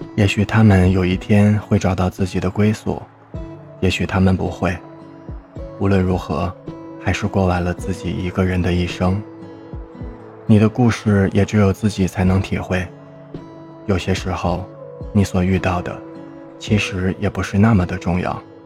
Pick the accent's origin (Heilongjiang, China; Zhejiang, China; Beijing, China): Heilongjiang, China; Harbin; 我的家乡哈尔滨是三线城市